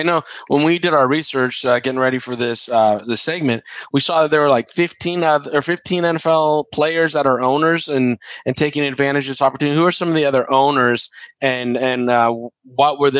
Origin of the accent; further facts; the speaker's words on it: Concord, California, United States; because I'm from the Bay too. Which part? Concord. I grew up, went to De La Salle, and graduated from San Francisco.